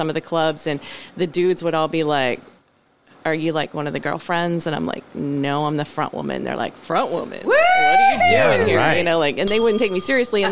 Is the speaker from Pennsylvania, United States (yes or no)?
yes; Albion, Pennsylvania, United States; also born or lived in Greenville, Pennsylvania; I grew up in Albion